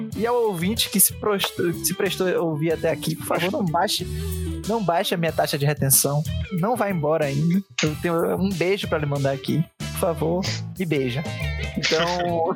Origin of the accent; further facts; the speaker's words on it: Santos, São Paulo, Brazil; sou das ruas, sou de Santos